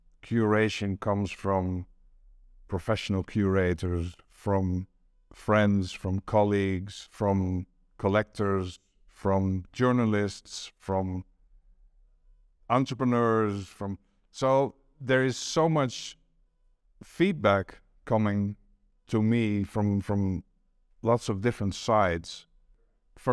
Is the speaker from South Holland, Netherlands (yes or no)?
no; Amsterdam, North Holland, Netherlands; I grew up near the Stedelijk Museum in Amsterdam. That was just around the corner. My dad took me there from when I was 3 or 4 years old.